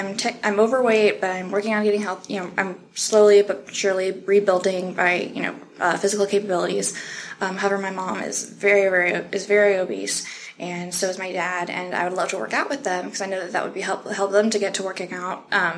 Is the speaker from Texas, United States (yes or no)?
no; Kansas City, Missouri, United States; I am from the Kansas City metro area.